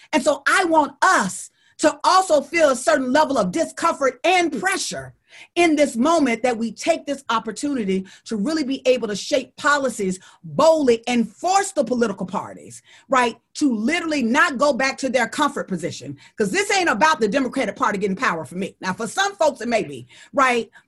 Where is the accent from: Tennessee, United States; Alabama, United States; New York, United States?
Alabama, United States; I'm from Alabama